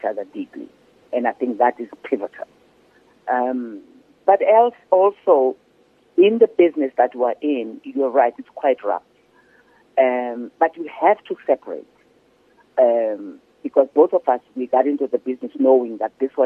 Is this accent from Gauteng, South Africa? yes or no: yes; Soweto, Gauteng, South Africa; moved away as an adult; also born or lived in New York, United States; I'm coming from Soweto